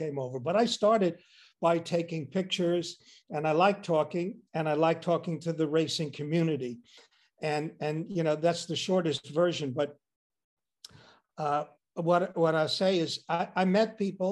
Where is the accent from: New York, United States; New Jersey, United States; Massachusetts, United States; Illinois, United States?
New York, United States; Long Island; I grew up on Long Island